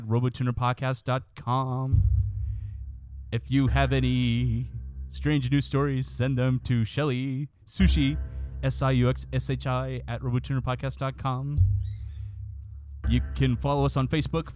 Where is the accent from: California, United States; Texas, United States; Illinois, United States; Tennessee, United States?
Texas, United States; I'm from Texas